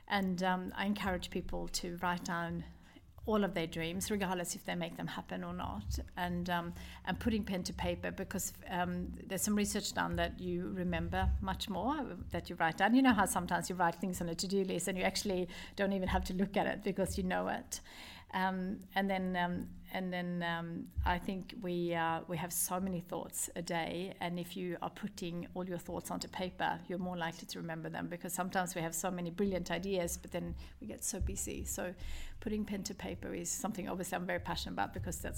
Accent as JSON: {"language": "English", "country": "Sweden", "moved": "yes", "said": "I wanted to have a connection with Sweden. This is my home country."}